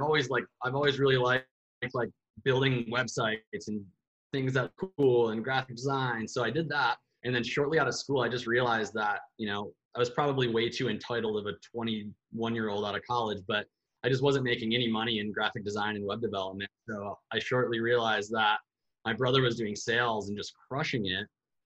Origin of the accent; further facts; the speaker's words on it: Bay City, Michigan, United States; moved away as an adult; also born or lived in Chicago; now in Arizona, United States; I had moved back to my hometown in Bay City, Michigan from Chicago